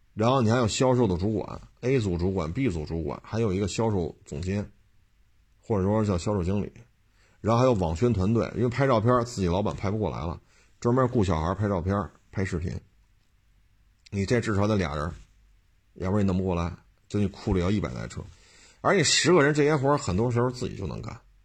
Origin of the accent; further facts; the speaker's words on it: Beijing, China; 我在生在北京，长在北京，这么多年了